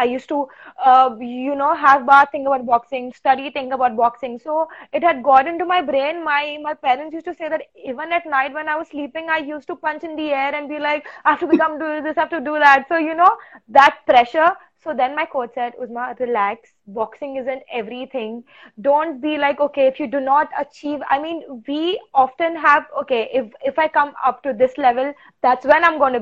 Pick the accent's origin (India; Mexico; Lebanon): India; Goa; I am from Goa